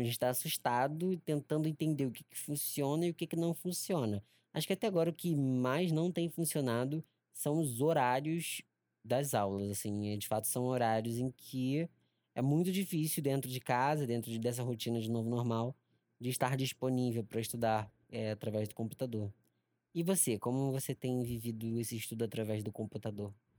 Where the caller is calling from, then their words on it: Rio de Janeiro, Brazil; eu falo daqui de Genópolis, diretamente da zona norte do Rio de Janeiro